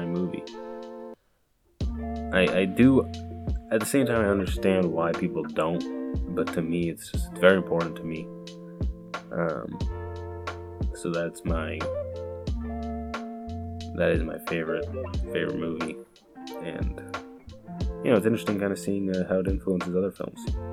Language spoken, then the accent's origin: English; Boston, Massachusetts, United States; I am from Boston